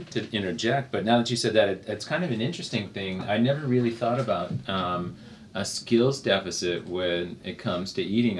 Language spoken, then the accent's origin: English; United States; I was accustomed to growing up in the United States.